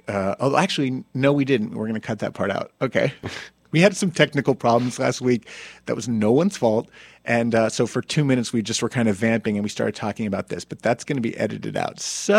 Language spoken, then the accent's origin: English; Summit, New Jersey, United States; moved away; my hometown